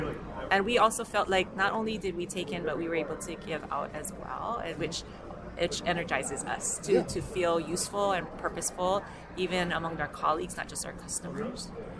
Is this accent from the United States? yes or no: yes; Hawaii, United States; we're always excited to come to NRMLA because we are from Hawaii. We don't get to see people very often.